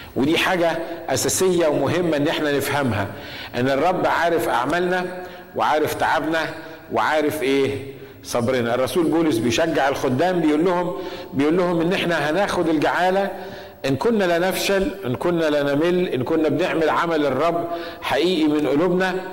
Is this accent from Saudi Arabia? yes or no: no; Egypt; احنا عندنا في مصر